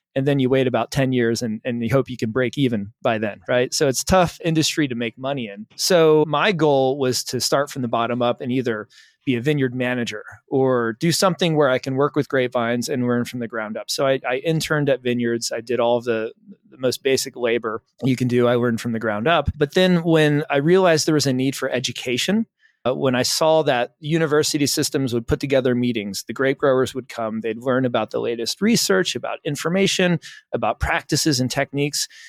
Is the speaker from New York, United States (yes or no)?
no; the Poconos, Pennsylvania, United States; I'm from Pennsylvania, from the Poconos